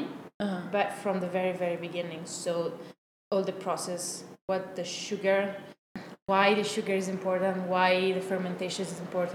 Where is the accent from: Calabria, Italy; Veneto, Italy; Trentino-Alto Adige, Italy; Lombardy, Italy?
Lombardy, Italy; Milan; moved away as an adult; also born or lived in France; I'm from Italy